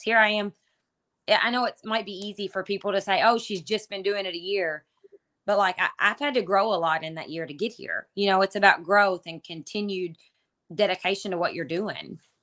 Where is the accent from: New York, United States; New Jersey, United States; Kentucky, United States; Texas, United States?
Kentucky, United States; I'm from Kentucky